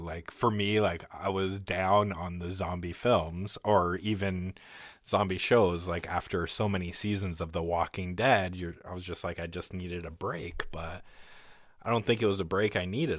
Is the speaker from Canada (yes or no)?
yes; Canada; I'm fucking Canadian